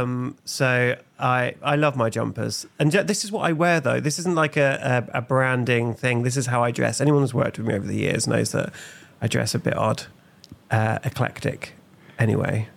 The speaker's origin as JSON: {"language": "English", "town": "Felixstowe", "region": "East of England", "country": "United Kingdom", "tie": "born or raised there", "also_born_or_lived": "Nottingham", "moved": "as an adult", "said": "I was born in Felixstowe, the sunny capital of Suffolk"}